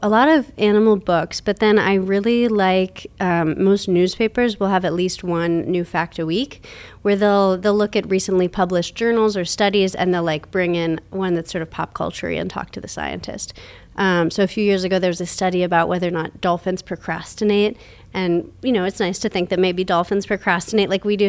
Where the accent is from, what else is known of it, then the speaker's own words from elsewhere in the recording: Minnesota, United States; also born or lived in Portland, Oregon / Toronto, Canada; now in Pittsburgh, United States; I grew up mostly in Minnesota